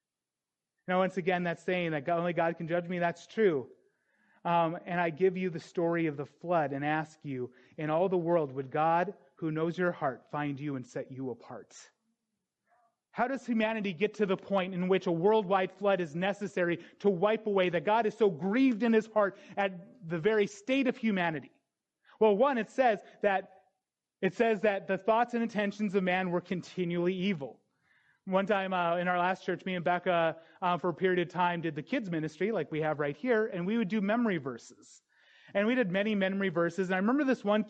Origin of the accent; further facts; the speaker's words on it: North Dakota, United States; I grew up in North Dakota, and me and my friends thought we were little OG gangsters